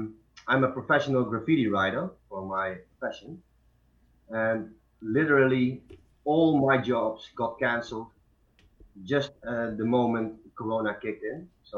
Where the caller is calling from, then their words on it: Deest, Gelderland, Netherlands; I'm calling from Deest, and Deest is like a really small village near Nijmegen. Nijmegen is the biggest city in the neighborhood here.